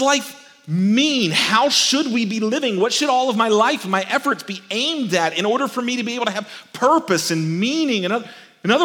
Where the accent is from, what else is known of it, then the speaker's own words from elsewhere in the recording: Albany, Georgia, United States; also born or lived in Texas; when I was growing up in Albany, Georgia, we would travel to Texas a couple of times a year because that's where I was born.